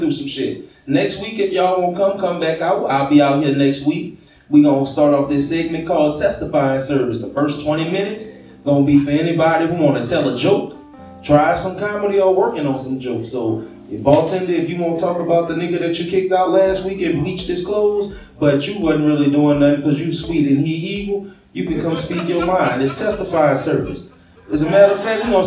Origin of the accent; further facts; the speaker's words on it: Gonzales, Louisiana, United States; moved away as an adult; now in Baton Rouge, United States; I ain't from Baton Rouge neither. I just live out here. I'm from Gonzales, y'all. I ain't that far away. I'm country, okay